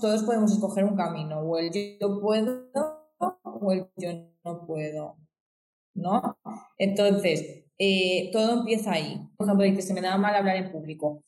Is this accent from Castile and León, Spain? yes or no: no; Xàtiva, Valencian Community, Spain; yo soy de Sativa, Valencia, eh, España